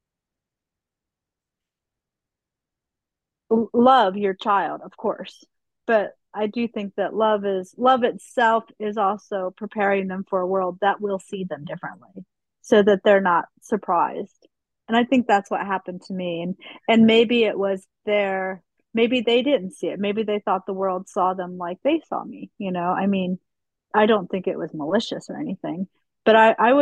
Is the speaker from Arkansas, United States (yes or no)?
no; Utah, United States; moved away; also born or lived in Pennsylvania, near Philadelphia; when we moved from Utah to Pennsylvania, near Philadelphia